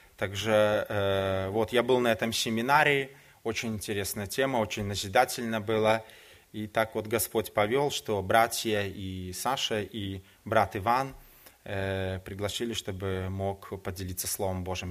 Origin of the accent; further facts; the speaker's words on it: Minsk, Belarus; moved away as an adult; now in Poland; я родом сам из Беларуси, из города Минска. Уже 18 лет я живу в Польше.